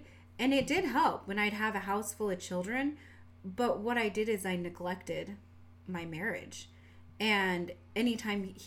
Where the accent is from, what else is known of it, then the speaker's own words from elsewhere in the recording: Washington, United States; accent: southern; We get that southern accent, but we grew up in Washington